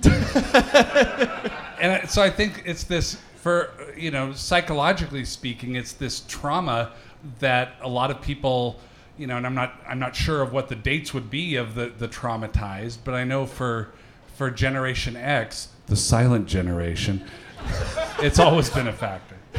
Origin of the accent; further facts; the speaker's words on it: Seattle, Washington, United States; I grew up in Seattle